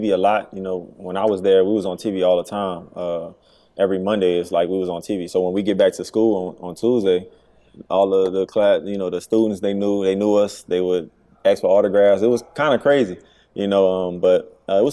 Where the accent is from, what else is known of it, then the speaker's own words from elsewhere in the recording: New Orleans, Louisiana, United States; I'm from New Orleans